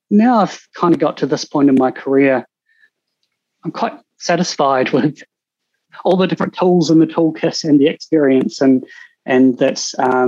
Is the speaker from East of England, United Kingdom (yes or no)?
yes; Cambridge, East of England, United Kingdom; actually, I grew up in Cambridge. I was going to be an equestrian vet, look after horses.